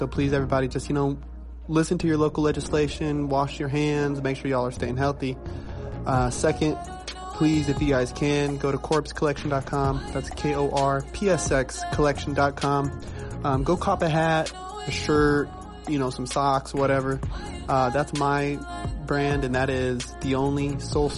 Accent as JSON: {"language": "English", "town": "Oxnard", "region": "California", "country": "United States", "tie": "born or raised there", "said": "the dance community in my hometown of Oxnard, California"}